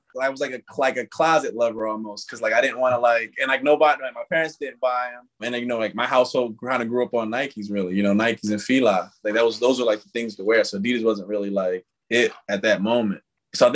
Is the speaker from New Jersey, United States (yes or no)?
yes; New Jersey, United States; I grew up in New Jersey, and I was literally like 40 minutes from Philly.